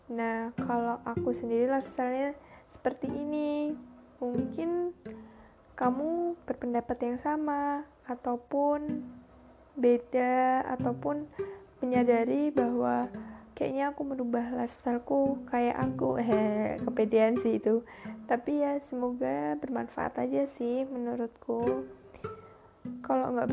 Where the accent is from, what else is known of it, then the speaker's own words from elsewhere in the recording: Central Java, Indonesia; accent: medok; karena aku tuh orang Jawa Tengah, orang ya Jawa Tengah sekitarnya Jogja gitu yang kalau ngomong kan medok-medok ya